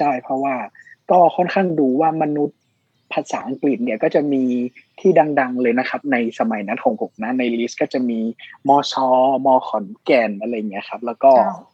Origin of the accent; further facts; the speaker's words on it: Chiang Mai, Thailand; also born or lived in Phayao; เราโตมาในสังคมเชียงใหม่